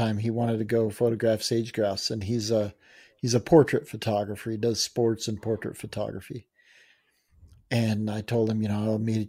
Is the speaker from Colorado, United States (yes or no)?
yes; Colorado, United States; I'll be okay. I'm from Colorado. I'll be all right.